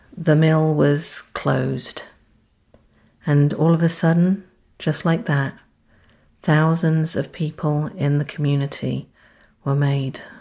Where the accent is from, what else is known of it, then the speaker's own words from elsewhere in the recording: London, United Kingdom; now in Kannapolis, United States; I'm from London